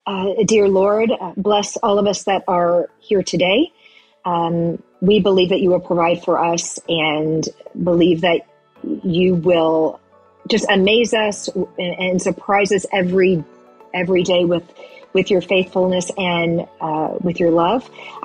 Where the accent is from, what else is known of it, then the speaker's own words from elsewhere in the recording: Tennessee, United States; That's right. I'm from Tennessee. Banana pudding.